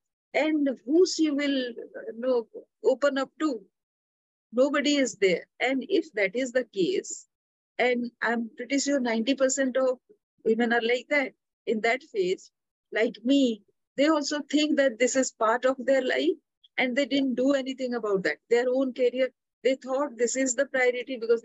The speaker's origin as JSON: {"language": "English", "region": "Odisha", "country": "India", "said": "I'm from Orissa"}